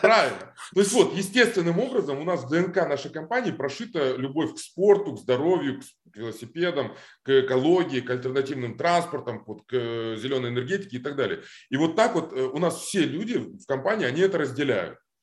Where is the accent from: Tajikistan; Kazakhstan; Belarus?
Kazakhstan; Almaty; moved away as an adult; also born or lived in Moscow, Russia; now in Los Angeles, United States; я вырос в Алмате. То есть я реально, мне было два или три года, когда родители переехали из Москвы в Алмату. А, я вот рос в Алмате, школа, институт